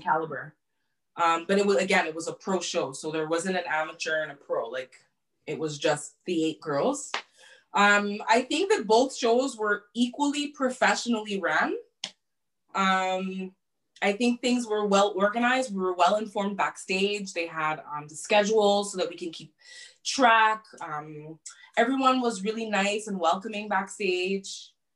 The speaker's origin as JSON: {"language": "English", "town": "Montreal", "region": "Quebec", "country": "Canada", "tie": "born or raised there", "said": "my hometown."}